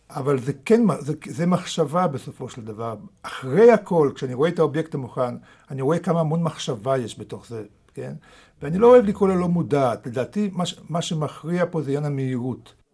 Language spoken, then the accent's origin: Hebrew; Israel; first language Russian; Hebrew is a second language; also born or lived in Moscow, Russia / Germany; אני הגעתי לארץ בגיל שמונה.